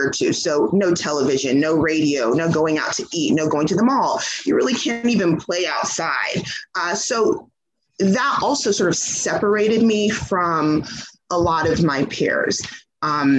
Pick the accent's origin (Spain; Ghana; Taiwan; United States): United States; Georgia; born or raised there; also born or lived in Trinidad